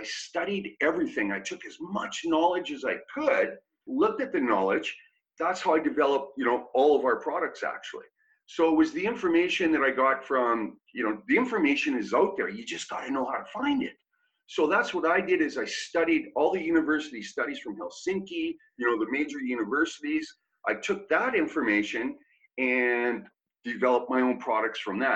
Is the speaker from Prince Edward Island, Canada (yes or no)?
no; Kelowna, British Columbia, Canada; now in Vancouver, Canada; I grew up in Kelowna, British Columbia